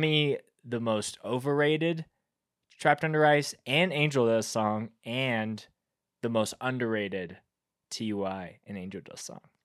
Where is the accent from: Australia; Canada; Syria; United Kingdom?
Canada; Winnipeg, Manitoba; I grew up in Winnipeg where that band is from